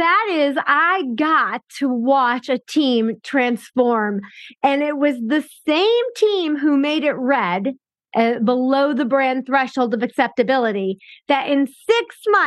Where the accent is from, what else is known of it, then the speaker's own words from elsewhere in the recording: Chicago, Illinois, United States; I grew up and lived in Chicago my whole life.